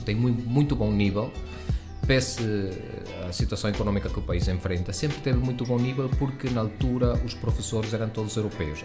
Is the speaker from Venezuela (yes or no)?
yes; Venezuela; now in Portugal; embora eu sou venezuelano, os meus pais são portugueses